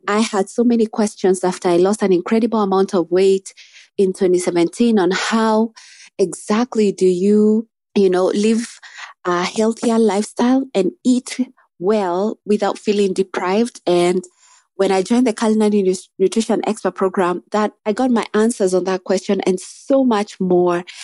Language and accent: English; Nairobi, Kenya; I'm from Nairobi, Kenya.